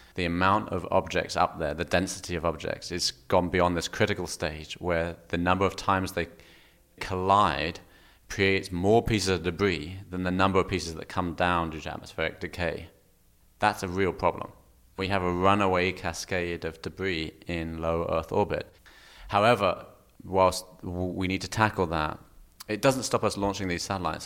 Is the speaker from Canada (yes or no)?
no; Kent, South East England, United Kingdom; Kent, just south of London